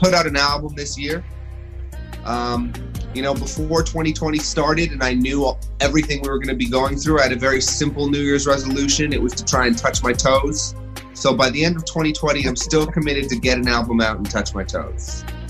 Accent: Toronto, Ontario, Canada; moved away as an adult; now in Los Angeles, United States; I grew up in Canada. I'm from Toronto

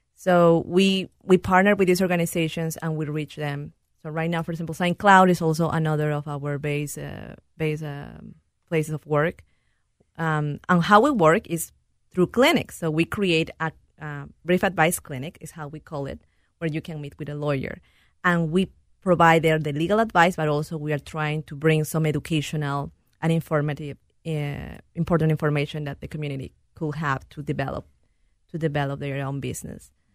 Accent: Peru; English is a second language; moved away as an adult; also born or lived in India; now in United States; I am originally from Peru

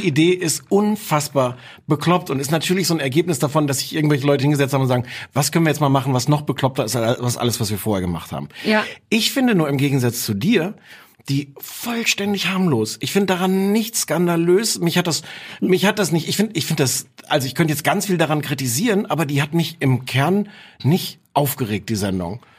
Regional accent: Osnabrück, Lower Saxony, Germany; weil ich komme aus Osnabrück, da hört man dann den NDR

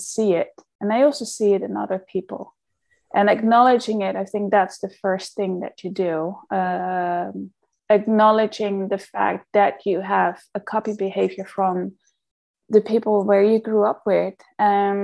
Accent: outside Amsterdam, North Holland, Netherlands; moved away; I grew up in the Netherlands, so I'm a very Dutch girl. I'm just from outside Amsterdam.

